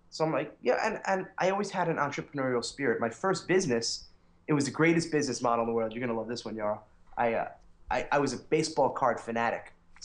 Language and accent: English; New York, United States; accent: New York; now in Connecticut, United States; and I grew up in New York, if you couldn't tell from my accent. Although I'm starting to lose it a little